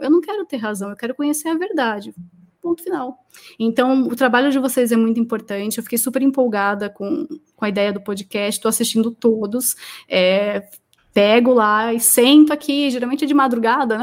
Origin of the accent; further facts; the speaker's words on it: Brazil; eu sou da Zona Leste